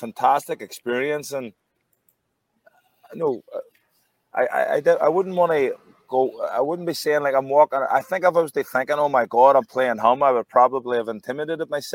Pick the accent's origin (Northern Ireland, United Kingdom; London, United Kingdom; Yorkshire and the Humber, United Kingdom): Northern Ireland, United Kingdom; Derry; I was from Derry City, which isn't that far up the road